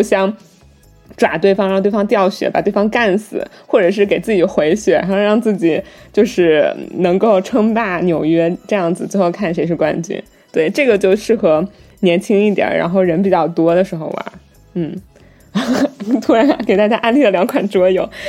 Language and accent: Chinese; Wuhan, Hubei, China; 因为我是武汉人